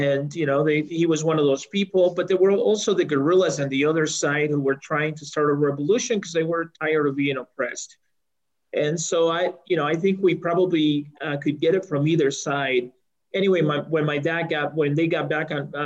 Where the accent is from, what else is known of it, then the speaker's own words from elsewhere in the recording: El Salvador; now in Colorado, United States; I was born in El Salvador, which is a small country in Central America, and in 1979, when the country was undergoing some political upheaval